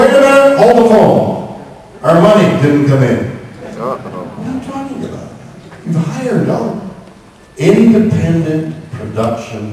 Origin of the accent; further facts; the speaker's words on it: Canada; I'm Canadian.